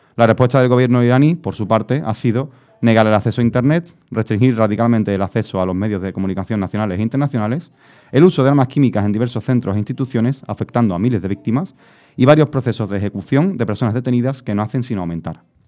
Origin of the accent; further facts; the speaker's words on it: Carmona, Andalusia, Spain; yo soy, yo de Carmona